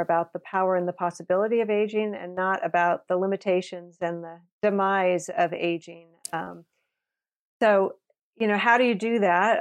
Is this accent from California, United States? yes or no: yes; Napa, California, United States; I grew up in Napa, California, which is a very small community